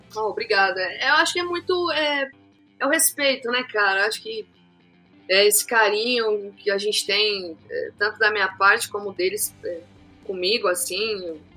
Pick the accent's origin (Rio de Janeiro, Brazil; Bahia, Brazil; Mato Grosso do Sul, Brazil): Mato Grosso do Sul, Brazil; Lá na minha cidade, né, é, Mato Grosso do Sul, a gente gosta muito de fazer churrasco, tereré